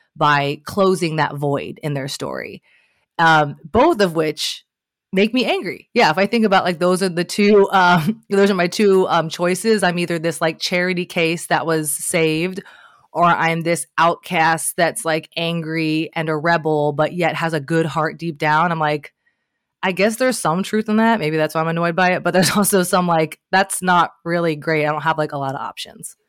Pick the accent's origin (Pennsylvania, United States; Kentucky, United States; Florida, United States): Kentucky, United States; Northern; there was a girl that I grew up with in Northern Kentucky